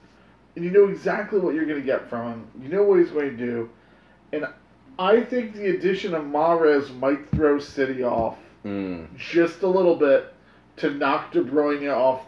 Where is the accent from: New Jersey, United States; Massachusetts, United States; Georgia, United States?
New Jersey, United States; I'm from New Jersey.